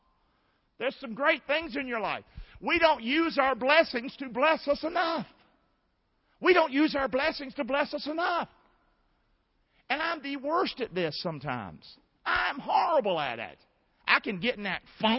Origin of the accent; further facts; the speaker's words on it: United States; we live in America